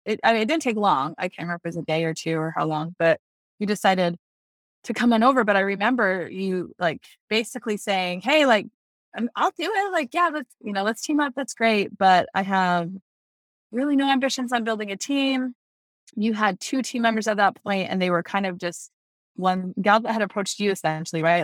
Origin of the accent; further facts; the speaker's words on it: Greenville, South Carolina, United States; I'm from Greenville, South Carolina